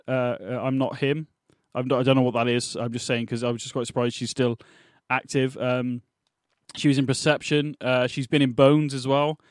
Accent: England, United Kingdom; We're English

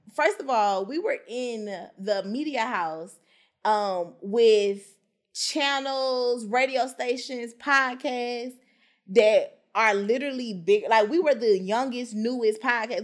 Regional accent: Memphis, Tennessee, United States; I'm from Memphis

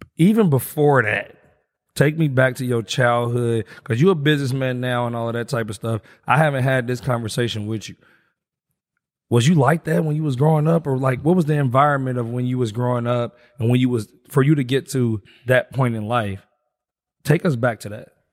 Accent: Indianapolis, Indiana, United States; I grew up in Wayne Township

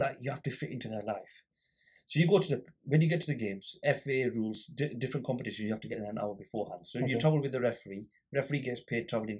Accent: Blackburn, North West England, United Kingdom; I grew up in Little Harwood, so Benson Street Corner Shop was ours

